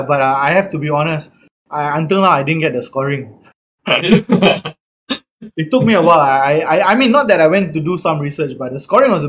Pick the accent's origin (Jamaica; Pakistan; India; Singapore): Singapore; growing up in Singapore